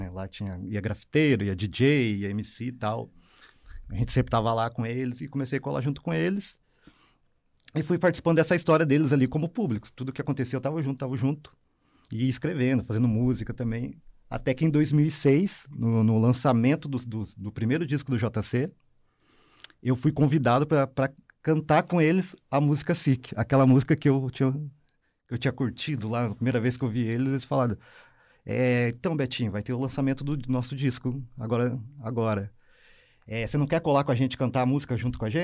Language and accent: Portuguese; Curitiba, Paraná, Brazil; eu sou nascido e criado no SIC, né? Vila Sabará, e a minha trajetória cultural começa ali mesmo, né?